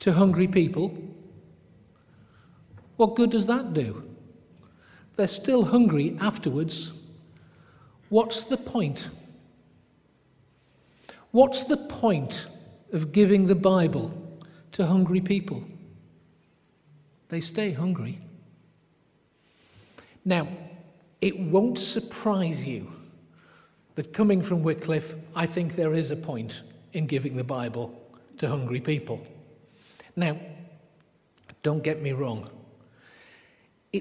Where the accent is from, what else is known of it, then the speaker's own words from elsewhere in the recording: England, United Kingdom; I'm English